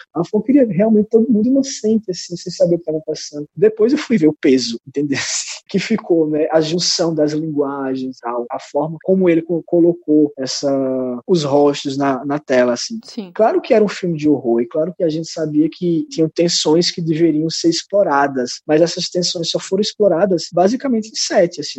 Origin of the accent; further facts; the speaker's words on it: São José do Egito, Pernambuco, Brazil; moved away; also born or lived in Recife; Eu vim de, do interior de Pernambuco, de uma cidade chamada São José do Egito